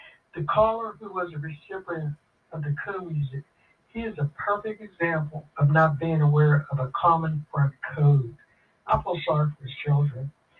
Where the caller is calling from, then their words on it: Pittsburgh, Pennsylvania, United States; I'm calling from Pittsburgh, Pennsylvania.